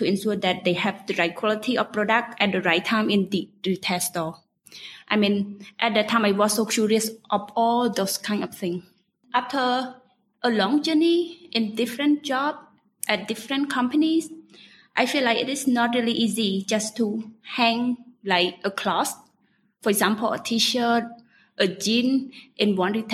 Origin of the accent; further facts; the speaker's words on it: Kandal, Cambodia; I grew up in Kandahar province. It takes around 45 minutes from Phnom Penh.